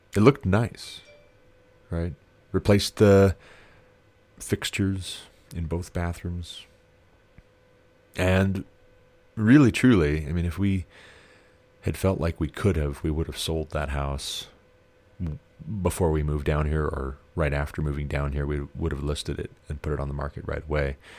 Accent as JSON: {"language": "English", "region": "Montana", "country": "United States", "tie": "born or raised there", "moved": "yes", "said": "since I moved back to my home state"}